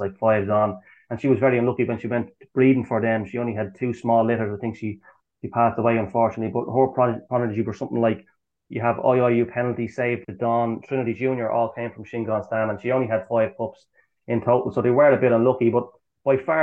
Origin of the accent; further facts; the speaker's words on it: Dublin, Leinster, Ireland; my hometown here in Dublin